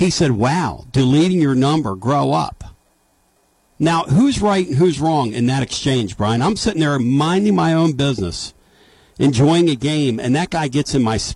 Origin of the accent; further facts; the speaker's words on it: Philadelphia, Pennsylvania, United States; moved away; I grew up in Philadelphia.